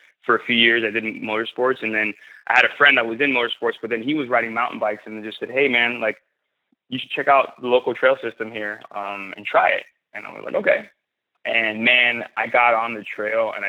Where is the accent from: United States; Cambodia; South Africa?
United States; Miami, Florida; I grew up in the inner city, Miami, and we didn't have trails